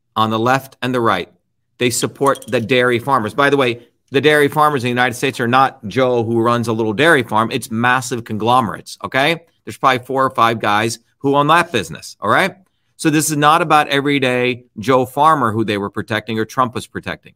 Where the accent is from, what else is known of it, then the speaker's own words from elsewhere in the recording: India; moved away; when I was growing up in India